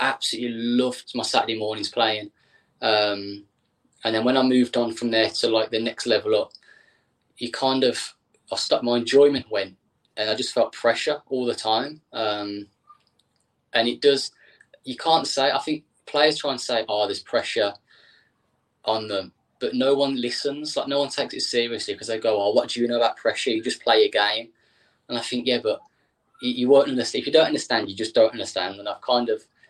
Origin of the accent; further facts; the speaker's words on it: Birmingham, West Midlands, United Kingdom; also born or lived in Solihull; Started in Birmingham. Grew up Birmingham.